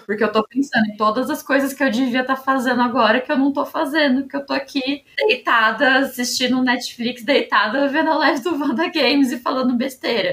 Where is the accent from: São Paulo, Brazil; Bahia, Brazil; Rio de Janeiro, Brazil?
São Paulo, Brazil; E como paulista